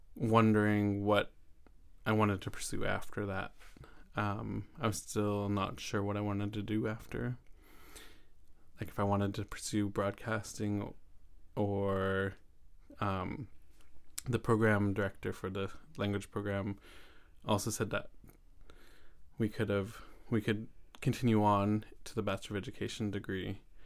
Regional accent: Saanich, British Columbia, Canada; I come from Saanich, and I come from the Palkuchen Nation

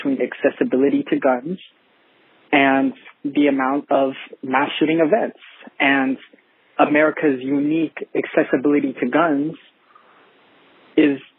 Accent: Canada; I'm from Canada

